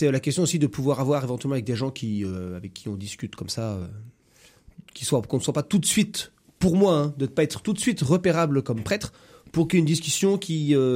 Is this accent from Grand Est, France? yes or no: no; Saumur, Pays de la Loire, France; moi je suis né à Saumur, j'ai grandi à Saumur